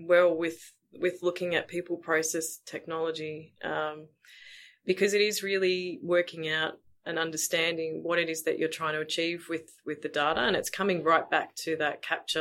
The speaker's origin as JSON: {"language": "English", "town": "Melbourne", "region": "Victoria", "country": "Australia", "said": "I'm originally from Melbourne"}